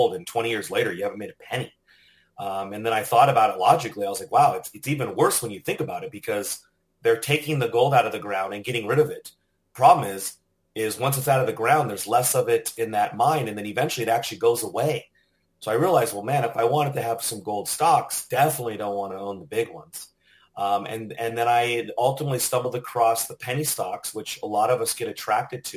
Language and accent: English; Southern California, United States; now in Austin, United States; I'm originally from Southern California